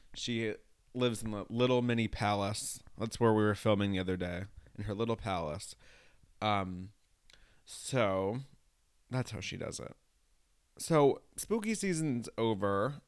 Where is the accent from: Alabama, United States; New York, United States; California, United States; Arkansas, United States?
New York, United States; also born or lived in Los Angeles; I'm from New York and I used to live in L